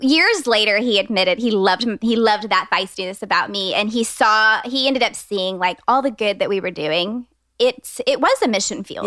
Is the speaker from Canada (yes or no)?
no; Austin, Texas, United States; I'm a designer based here in Austin, Texas. I grew up in Austin